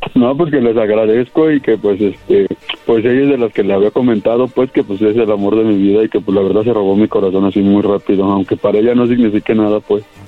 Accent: Mexico City, Mexico; yo soy de aquí de, de Aragón. Bueno, yo de Aragón soy

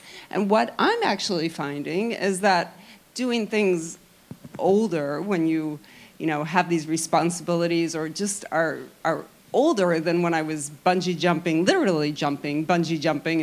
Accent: Illinois, United States; moved away as an adult; I grew up in Illinois

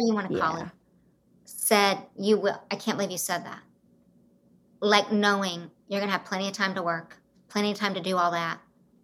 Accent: Broken Arrow, Oklahoma, United States; I grew up in Oklahoma and Broken Arrow outside Tulsa.

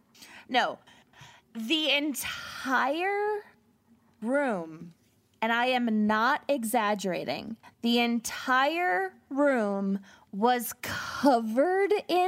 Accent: Minnesota, United States; we're Minnesotan and my mom's Minnesotan

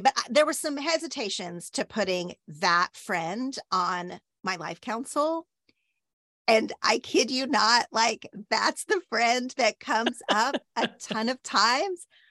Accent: Oklahoma, United States; now in Los Angeles, United States; the way I grew up in Oklahoma

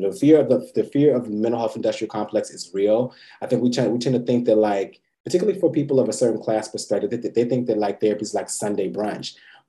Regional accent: Georgia, United States; also born or lived in Fort Lauderdale, United States / Germany; I'm a military brat, but I was born in Fort Lauderdale, Florida. Lived all across the really world, Germany, all across the United States. Really kind of went to high school and middle school in Georgia.

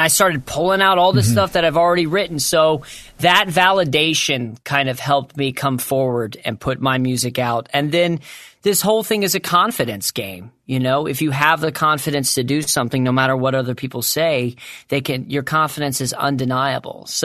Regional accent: Suffolk, Virginia, United States; I grew up in Suffolk, Virginia, so it wasn't that racist.

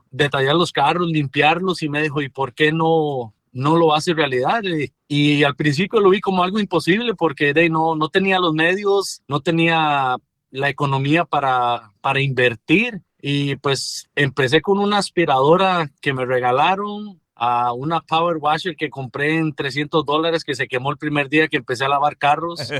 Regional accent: Costa Rica; desde niño siempre, desde que tenía 11 años allá en mi país, en Costa Rica, me gustaba mucho limpiar los carros de mis primos, de mis familiares.

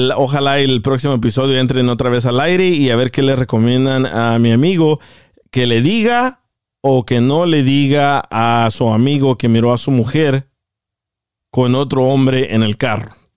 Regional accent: El Salvador; moved away; Yo, yo crecí en el, en el Salvador

